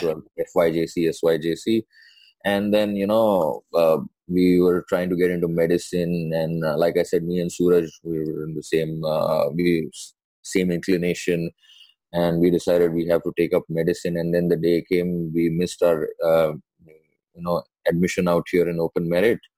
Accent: Mumbai, Maharashtra, India; first language Sindhi; English is a second language; I'm from Mumbai, as uh, everyone probably knows already born and brought up um, in Mumbai

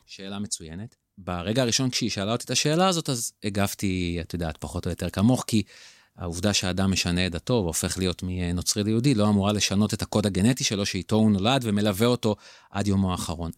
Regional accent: Israel; אותנו ספציפית כישראלים וכיהודים

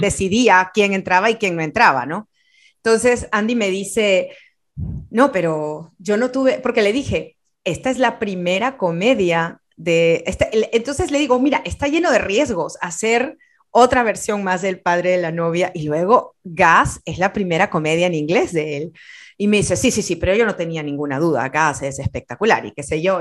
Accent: Peru; como peruana, muchas veces y como sudamericana

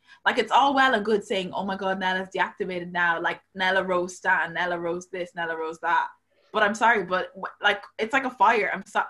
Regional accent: Ireland; moved away

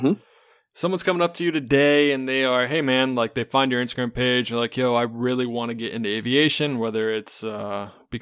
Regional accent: Charlotte, North Carolina, United States; I grew up in Charlotte, North Carolina

